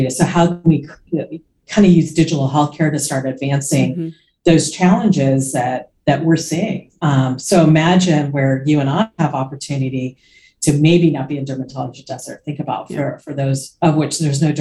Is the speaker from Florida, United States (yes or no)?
yes; Florida, United States; also born or lived in suburbs of New York City; now in New York City suburbs, United States; I grew up in Florida